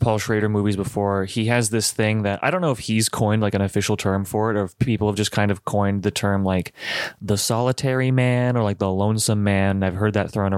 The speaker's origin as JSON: {"language": "English", "country": "United States", "said": "I'm so American"}